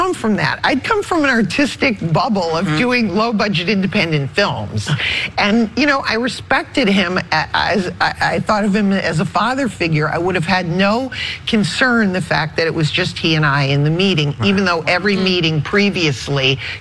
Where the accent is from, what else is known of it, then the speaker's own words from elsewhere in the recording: New England, United States; I'm from New England.